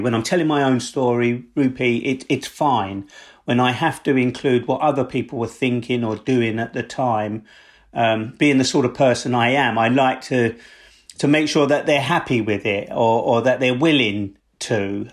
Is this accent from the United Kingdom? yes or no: yes; London, United Kingdom; I grew up in South East London